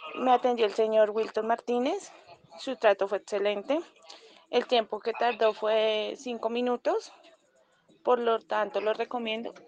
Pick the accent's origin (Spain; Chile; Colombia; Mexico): Colombia; soy de Colombia